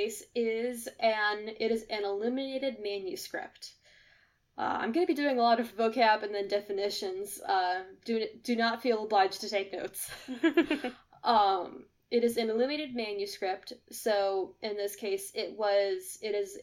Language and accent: English; United States; I am American.